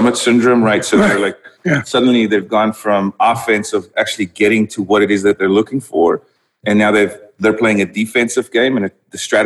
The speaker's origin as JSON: {"language": "English", "country": "South Africa", "tie": "born or raised there", "also_born_or_lived": "Netherlands", "first_language": "Dutch", "second_language": "English", "moved": "as an adult", "said": "I grew up in South Africa"}